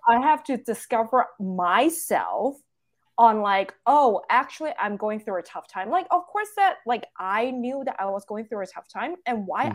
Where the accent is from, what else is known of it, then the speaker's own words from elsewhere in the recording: Hong Kong; now in United States; I'm full Chinese. I born and raised in Hong Kong.